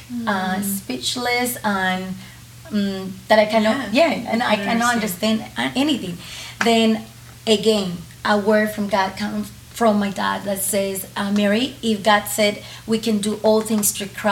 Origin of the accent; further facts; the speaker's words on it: Colombia; first language Spanish; English is a second language; moved away; I grew up in Colombia just with Spanish